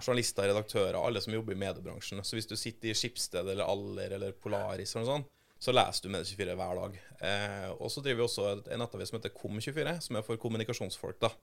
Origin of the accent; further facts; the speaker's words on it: Trondheim, Trøndelag, Norway; moved away as an adult; now in Oslo, Norway; Jeg er fra Trondheim, så jeg har vokst opp ja. et steinkast unna NRK sine kontorer i, på Tyholt i Trondheim